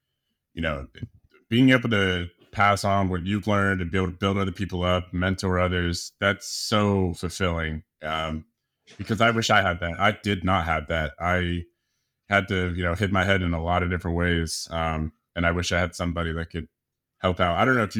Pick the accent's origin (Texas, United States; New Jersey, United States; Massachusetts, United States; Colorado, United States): Colorado, United States; also born or lived in San Diego; So yeah, I'm from San Diego and I've been out here for quite a while, grew up in Colorado